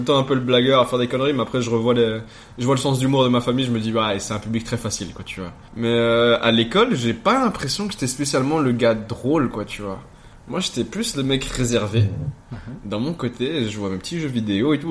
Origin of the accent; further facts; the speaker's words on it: Ixelles, Brussels-Capital Region, Belgium; Je suis né à XL, représente le 1050, euh, en 1995